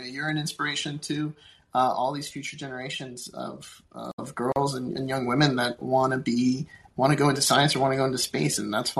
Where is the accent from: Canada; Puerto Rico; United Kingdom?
Puerto Rico; I'll take myself. I'm from Puerto Rico, so talk to kids from my background.